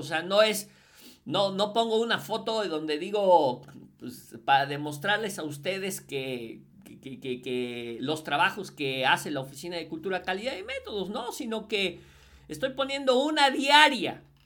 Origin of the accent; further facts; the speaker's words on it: Puebla, Mexico; yo soy mexicano, yo soy poblano